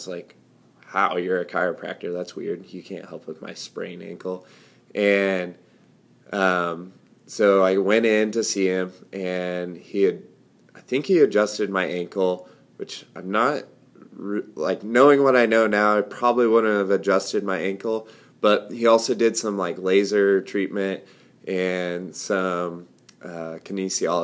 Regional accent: Ord, Nebraska, United States; I grew up in Ord, Nebraska.

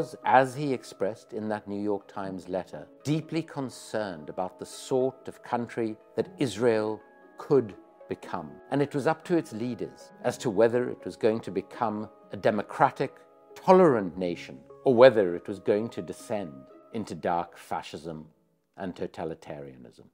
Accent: South Africa; as a South African committed to non-racism in the country of apartheid, I became very involved with the ANC from quite a young age

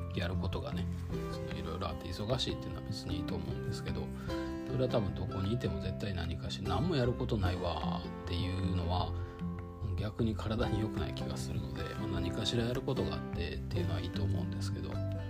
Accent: Kyoto, Japan; moved away; 京都で生まれて京都で育ってでその時から出たかったんですよ

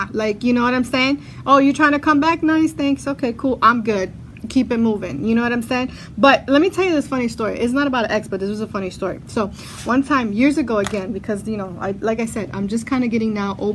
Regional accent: Brooklyn, New York, United States; I'm from Brooklyn too

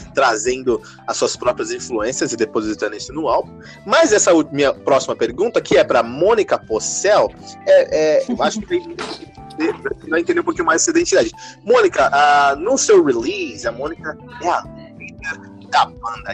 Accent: São Paulo, Brazil; also born or lived in Florianópolis; Eu sou aqui de São Paulo

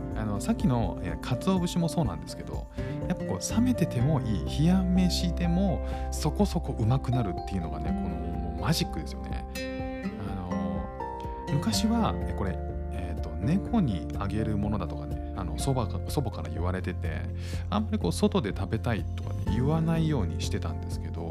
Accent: Kanto, Japan; now in Singapore; 僕も関東なんですけど

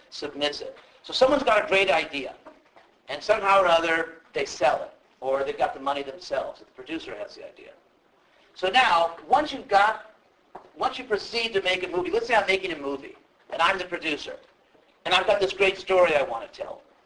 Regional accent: Southern California, United States; I'm actually from Southern California, and uh, a good part of my life I lived actually in a part of the city where there are a lot of movie people around

